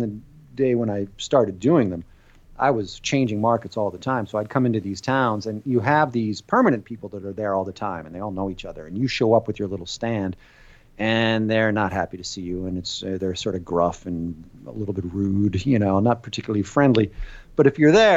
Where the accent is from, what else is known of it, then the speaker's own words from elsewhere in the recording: United States; moved away as an adult; now in France; when I was... still in the States during the first half of my life, I always felt out of place within my own culture